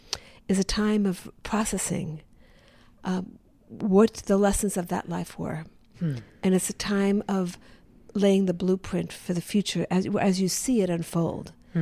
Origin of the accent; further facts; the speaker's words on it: the South, United States; born there; Why would I be born in the American South? I had to go back to the previous life to understand why I was born in the American South.